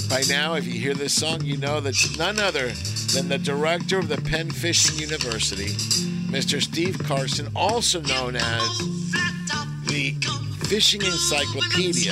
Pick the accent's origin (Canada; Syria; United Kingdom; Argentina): Argentina; now in United States; I'm I'm from Argentina. I was born there